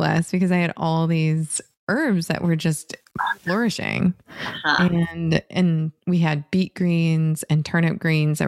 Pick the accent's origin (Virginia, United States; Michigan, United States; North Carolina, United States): Michigan, United States; Northern; growing up in Northern Michigan